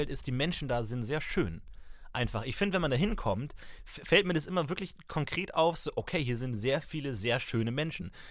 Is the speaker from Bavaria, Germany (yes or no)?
yes; Munich, Bavaria, Germany; Ich komme aus Minga.